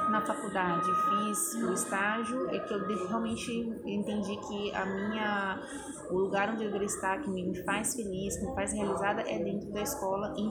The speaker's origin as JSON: {"language": "Portuguese", "region": "Rio de Janeiro", "country": "Brazil", "tie": "born or raised there", "moved": "yes", "said": "quando eu era pequena, eu morava no Rio de Janeiro"}